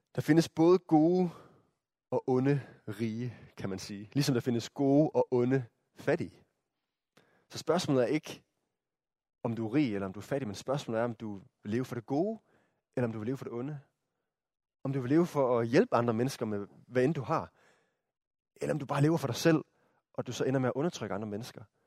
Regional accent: Denmark; som danskere

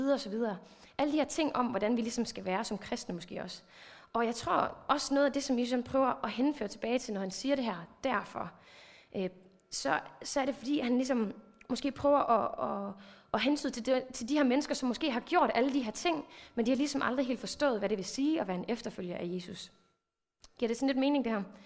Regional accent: Thy, North Denmark Region, Denmark; moved away; jeg er vokset op i en pinsekirke. Jeg kommer over fra Thy området af

